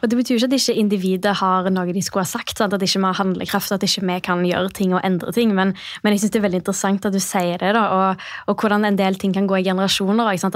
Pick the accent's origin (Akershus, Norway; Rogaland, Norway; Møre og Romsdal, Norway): Rogaland, Norway; Stavanger; moved away as an adult; also born or lived in Bergen; jeg kommer fra Stavanger. Ja. Har bodd i Bergen i jeg tror det er nesten elleve år. Nylig flytta tilbake.